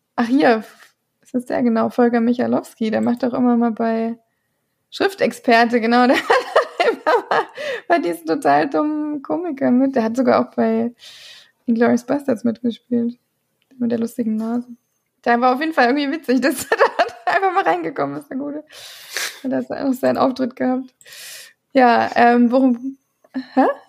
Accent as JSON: {"language": "German", "country": "Ireland", "tie": "born or raised there", "moved": "yes", "said": "ich bin ja in Irland aufgewachsen und ich, wir waren ja relativ nah an der nordischen Grenze."}